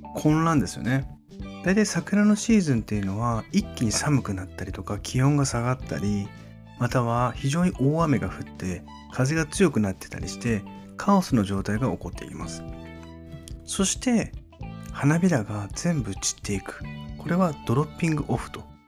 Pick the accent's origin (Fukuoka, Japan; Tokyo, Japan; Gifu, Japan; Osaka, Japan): Fukuoka, Japan; Kitakyushu; 私の地元の北九州